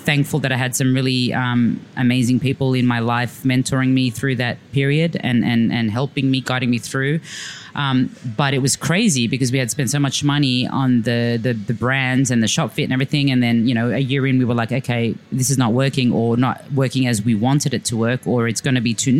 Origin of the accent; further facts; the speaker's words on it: Sydney, New South Wales, Australia; also born or lived in Dubai; I was like a dyslexic first generation Australian growing up in Blacktown